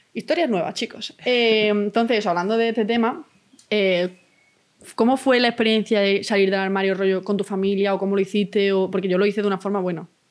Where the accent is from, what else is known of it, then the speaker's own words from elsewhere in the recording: Málaga, Andalusia, Spain; Yo es que vengo del centro de Málaga